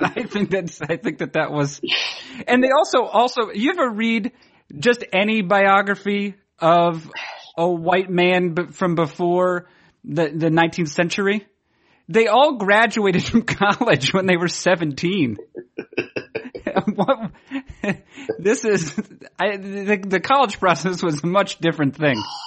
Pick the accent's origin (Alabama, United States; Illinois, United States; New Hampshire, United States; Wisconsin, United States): New Hampshire, United States; now in Maine, United States; I grew up in New Hampshire